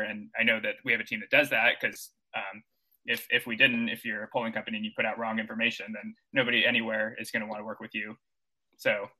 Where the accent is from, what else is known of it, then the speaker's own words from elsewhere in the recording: Texas, United States; also born or lived in Missouri; now in New York City, United States; I'm from Texas originally. I went to school in Missouri